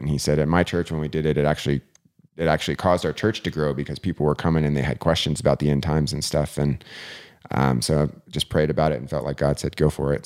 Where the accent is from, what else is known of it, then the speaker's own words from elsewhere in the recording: Vail, Colorado, United States; now in Eagle, United States; I grew up in Vail, um, which is just, you know, fifteen minutes up the road, and we had bears constantly